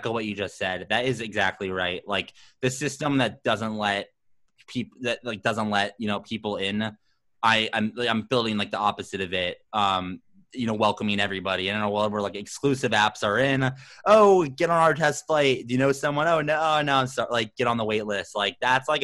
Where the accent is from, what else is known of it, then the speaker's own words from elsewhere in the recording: Phoenix, Arizona, United States; I'm this guy from Phoenix